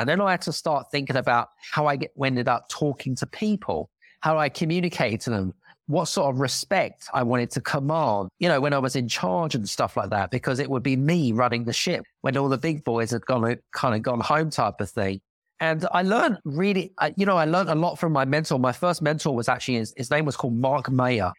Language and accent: English; United Kingdom; accent: British; now in Cyprus; I'm British 'cause I've got a British accent